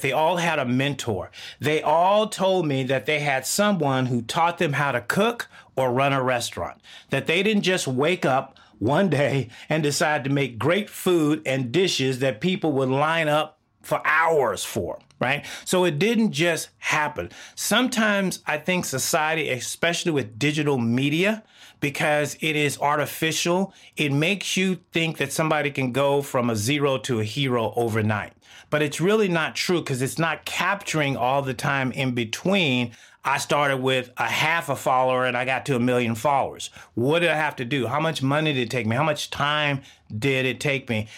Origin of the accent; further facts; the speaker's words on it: Texas, United States; now in Seattle, United States; I grew up in the South of the United States, Texas